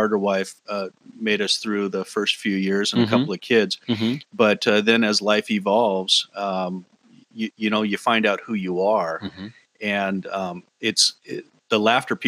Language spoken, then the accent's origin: English; Olympia, Washington, United States; moved away as an adult; also born or lived in Fort Lewis, Washington; now in Mill Creek, United States; I spent most of my life growing up in Olympia. I graduated from high school there.